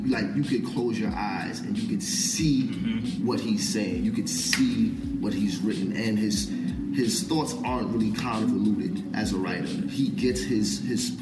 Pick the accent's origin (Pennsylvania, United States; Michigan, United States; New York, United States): New York, United States; Mount Vernon; I'm from Mount Vernon